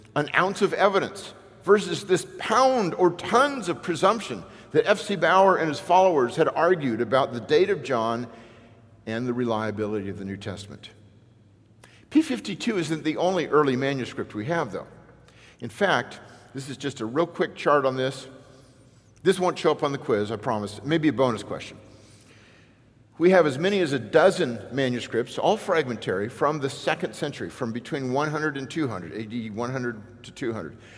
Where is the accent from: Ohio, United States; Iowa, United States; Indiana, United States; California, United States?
California, United States; Newport Beach; I grew up in Newport Beach, California